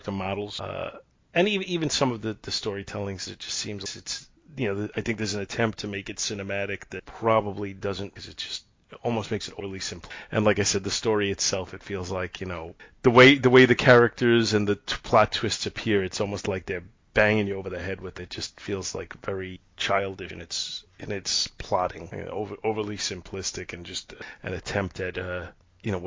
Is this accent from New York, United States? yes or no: yes; New York City, New York, United States; I'm from Brooklyn